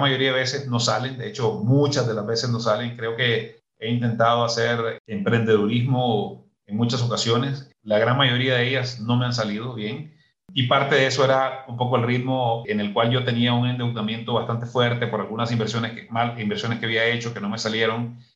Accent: Muy Muy, Matagalpa, Nicaragua; moved away as an adult; now in Guatemala; soy originario del norte de, de, Matagalpa, un pueblo que se llama Muy Muy

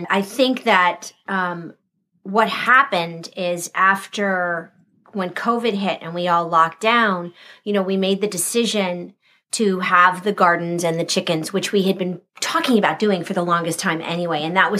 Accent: Southern California, United States; moved away; I grew up in Southern California.

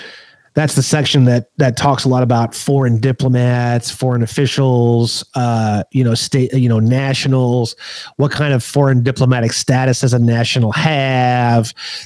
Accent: California, United States; I have a nationality, and I am a non-citizen national. I am a Californian.

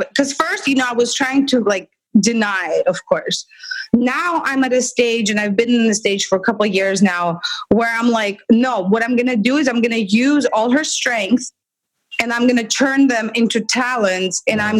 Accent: Russia; moved away as an adult; now in United States; But we come from Russia, where I worked in a special education school that she went to, and it's horrible.

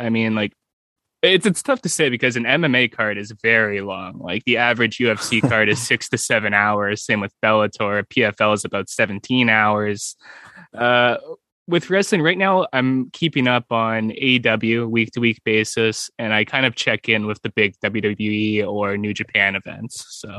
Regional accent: Canada; Being Canadian

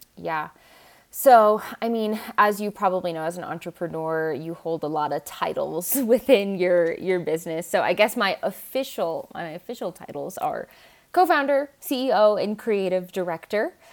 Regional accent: Seattle area, Washington, United States; I grew up in Washington State, in like Seattle area

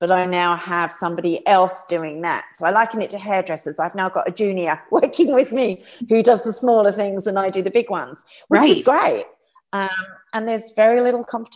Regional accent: United Kingdom; I'm a Brit.

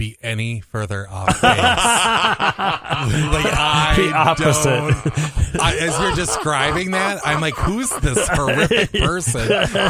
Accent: Little Falls, Minnesota, United States; I was raised in Little Falls, Minnesota.

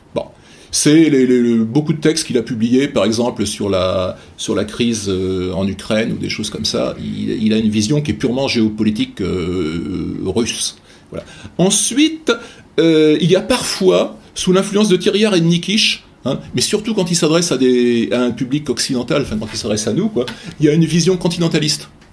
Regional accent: France; en tant que Français ou Européens de l'Ouest

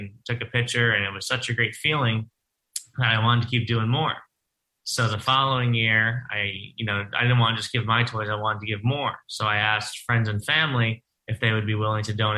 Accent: Lynbrook, New York, United States; I'm born and raised on Long Island in Lynbrook

